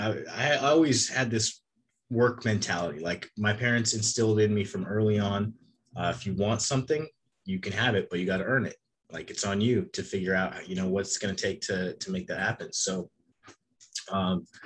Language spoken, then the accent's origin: English; Palmdale, California, United States; now in Central Coast, California, United States; Palmdale, California. That's where I was born and raised up until we moved to the Central Coast